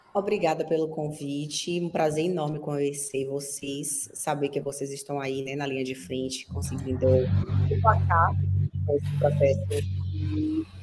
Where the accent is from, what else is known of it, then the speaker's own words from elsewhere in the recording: Brazil; Eu sou brasileira